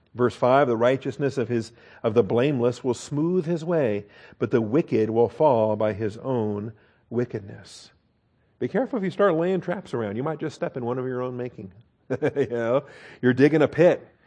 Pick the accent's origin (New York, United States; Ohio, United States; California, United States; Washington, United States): Washington, United States; I grew up in Washington State, so we're proud of our apple trees and orchards